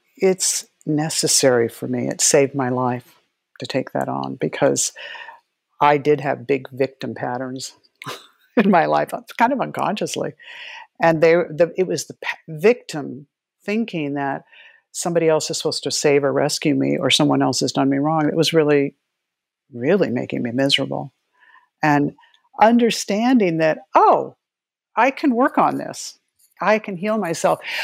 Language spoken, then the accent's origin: English; Gila River Reservation, South Central Arizona, United States; I grew up in South Central Arizona on the, the Gila River Reservation